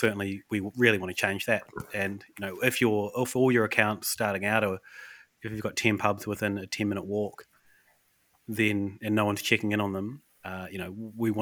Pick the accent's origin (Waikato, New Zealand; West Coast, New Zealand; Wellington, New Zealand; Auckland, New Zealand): West Coast, New Zealand; Westport; moved away; there's a lot of floods in my hometown recently. Yeah. So we're like, well, with COVID, Emma and I can't actually get back to Westport. nowhere to live in Westport because of the floods.